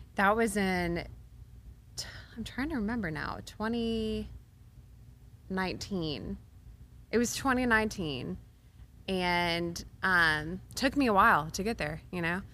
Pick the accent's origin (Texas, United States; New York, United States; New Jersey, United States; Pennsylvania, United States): Texas, United States; Waco; moved away as an adult; now in Nashville, United States; Baylor is in my hometown.